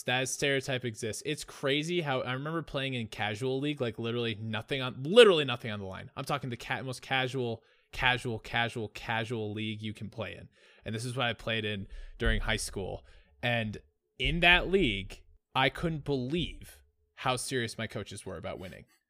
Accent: Colorado, United States; growing up in Colorado

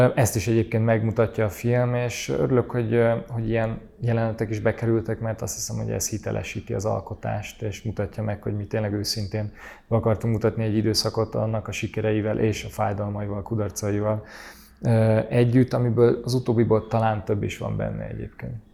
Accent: Budapest, Hungary; Én Budapesten, Budán nőttem fel

